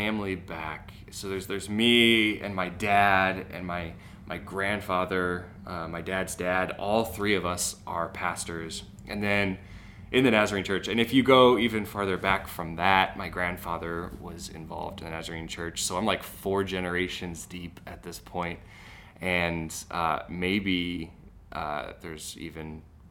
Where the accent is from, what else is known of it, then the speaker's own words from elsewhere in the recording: St. Louis, Missouri, United States; I'm from Missouri, I'm from St. Louis